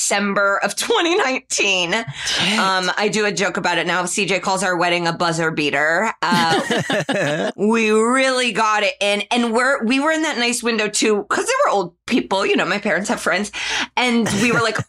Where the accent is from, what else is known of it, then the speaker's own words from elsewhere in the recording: Indianapolis, Indiana, United States; moved away as an adult; now in Los Angeles, United States; I'm from Indianapolis